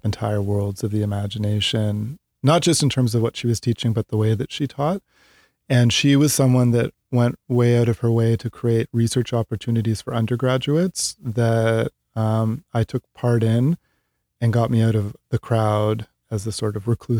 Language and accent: English; Ontario, Canada; Growing up in Canada, a few hours outside of Toronto.